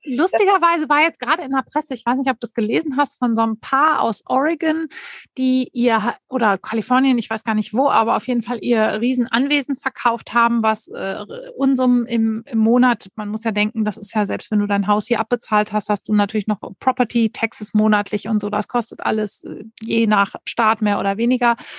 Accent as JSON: {"language": "German", "area": "Sauerland", "region": "North Rhine-Westphalia", "country": "Germany", "moved": "yes", "said": "Ich komme aus einem ganz kleinen Ort im Sauerland"}